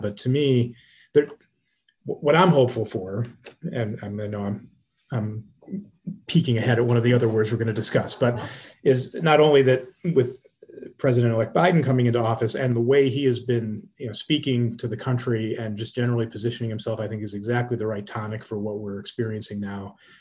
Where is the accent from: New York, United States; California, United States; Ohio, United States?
Ohio, United States; Cleveland; I'm from Cleveland, Ohio